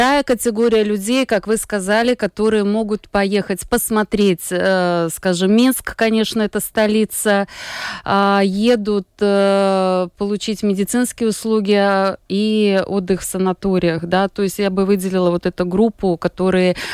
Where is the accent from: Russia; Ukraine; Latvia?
Latvia; also born or lived in Belarus; я гражданка Латвии, я здесь э, выросла, всю жизнь прожила. По корням я этническая белоруска. У меня а, мама э, родилась, э, выучилась в Беларуси, а потом в советское время приехала в Латвию